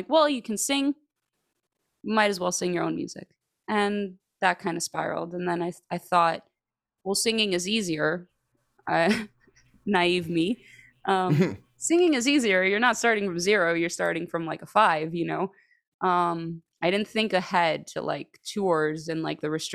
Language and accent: English; Greece; moved away as an adult; now in Chicago, United States; I grew up in Chicago, but then when I was 10 years old, my parents and I, we moved to Greece, because my parents are Greek. So, and I stayed there up until the age of like 25